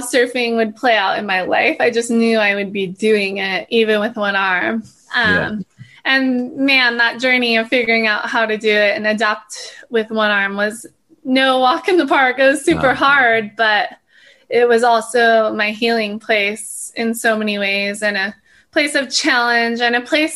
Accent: Hawaii, United States; born and raised in Hawaii, so it's a pretty special place.

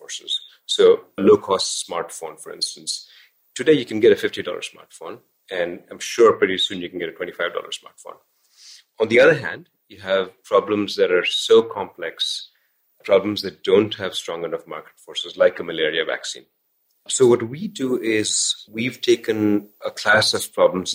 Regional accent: India; moved away; Growing up in India

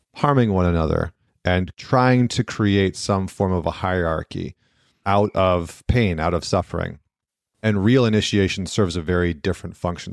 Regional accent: Northern Alberta, Canada; I grew up in Northern Alberta and Canada

